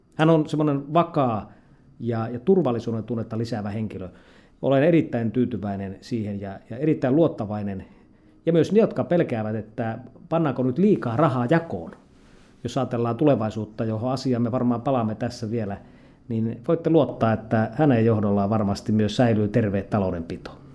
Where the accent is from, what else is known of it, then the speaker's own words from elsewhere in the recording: Lapland, Finland; tulen Lapista